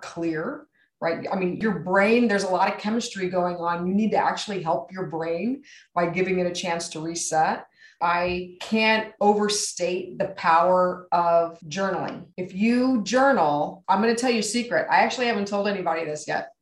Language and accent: English; San Antonio, Texas, United States; San Antonio, my hometown where I'm from